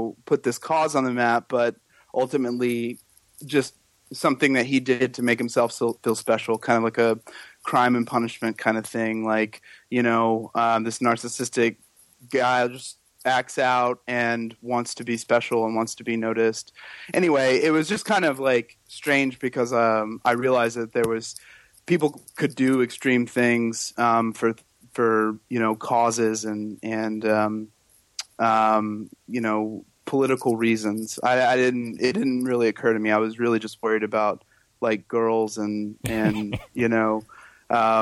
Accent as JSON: {"language": "English", "town": "Oklahoma City", "region": "Oklahoma", "country": "United States", "tie": "born or raised there", "also_born_or_lived": "Indianapolis, Indiana / Phoenix, Arizona / Sacramento, California", "moved": "yes", "said": "Spent some time in Phoenix and in Sacramento as well before moving to Oklahoma City when I was five"}